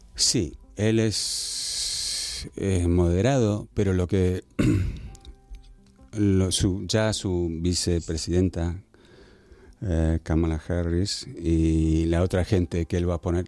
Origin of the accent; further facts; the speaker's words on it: Argentina; me crié en Argentina, en Buenos Aires